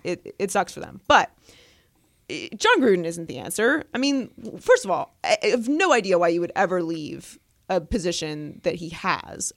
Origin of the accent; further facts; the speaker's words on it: Pittsburgh, Pennsylvania, United States; I grew up in Pittsburgh